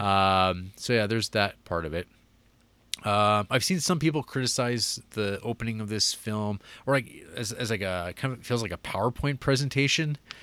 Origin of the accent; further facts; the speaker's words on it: Canada; accent: Canadian; my, uh, Canadian accent